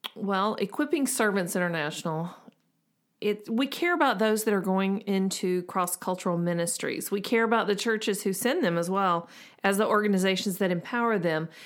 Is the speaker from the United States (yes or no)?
yes; the South, United States; we're from the South